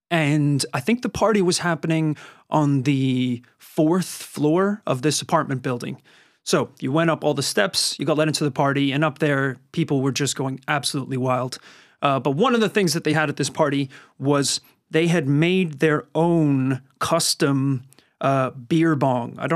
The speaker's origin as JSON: {"language": "English", "region": "Northern Ireland", "country": "United Kingdom", "tie": "born or raised there", "said": "I had a lot of fantastic party experiences uh, growing up in Northern Ireland."}